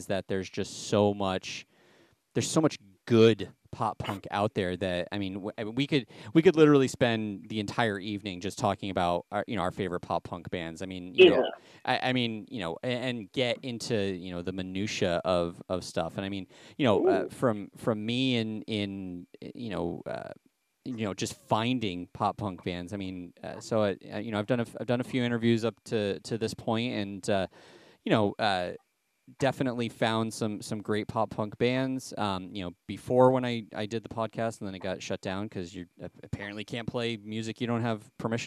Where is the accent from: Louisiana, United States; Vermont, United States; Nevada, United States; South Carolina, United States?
Vermont, United States; Springfield; now in Windsor, United States; in Springfield, where I was born and raised in Springfield, and then, you know, bought a house in Windsor